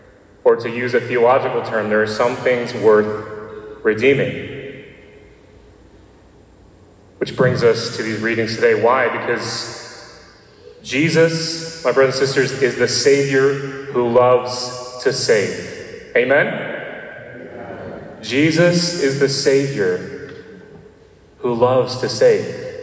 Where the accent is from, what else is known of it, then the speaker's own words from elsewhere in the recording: Nashville, Tennessee, United States; I'm from Nashville, Tennessee. And no, I do not have a Southern accent, as people always point that out. And I know because I've never had a Southern accent.